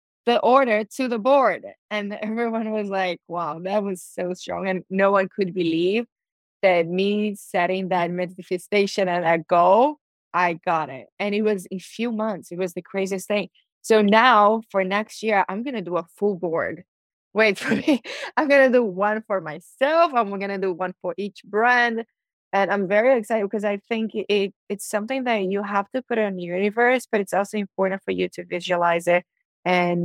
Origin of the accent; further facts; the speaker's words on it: Brazil; now in Miami, United States; people from my hometown